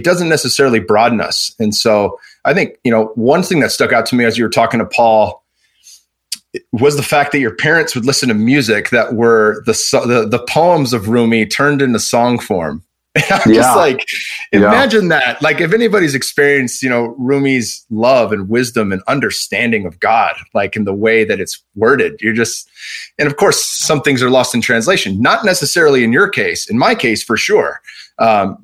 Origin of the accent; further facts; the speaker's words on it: Bay Area, California, United States; I grew up on the West Coast in the Bay Area